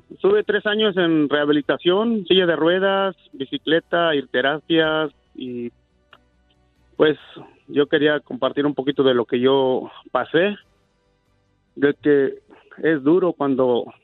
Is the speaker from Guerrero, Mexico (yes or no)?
yes; Guerrero, Mexico; now in United States; Vengo de Guerrero.